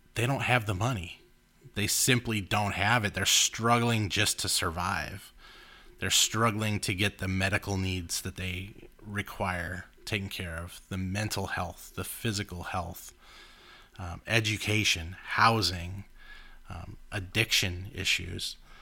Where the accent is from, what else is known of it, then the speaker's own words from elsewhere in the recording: Los Angeles, California, United States; we grew up in Los Angeles